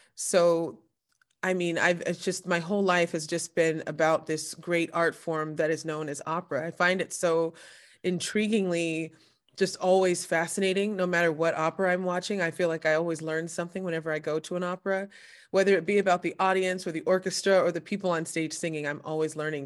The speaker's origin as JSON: {"language": "English", "region": "Southern California", "country": "United States", "moved": "yes", "lives_now": "New Jersey, United States", "said": "I'm originally from Southern California, and, uh, but I currently live in New Jersey"}